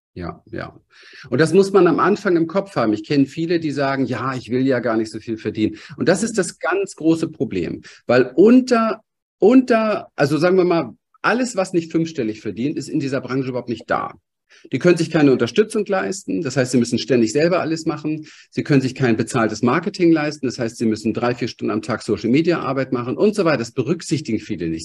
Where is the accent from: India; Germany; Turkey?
Germany; Berlin; ich komme aus dem Berliner Hinterhof. Ich bin aufgewachsen mit ähm, Alkoholismus